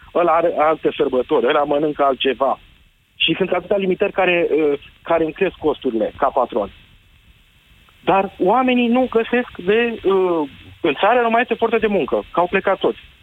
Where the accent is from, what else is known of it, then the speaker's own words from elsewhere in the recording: Târgu Jiu, Gorj, Romania; eu sunt din Gorj, din Târgu Jiu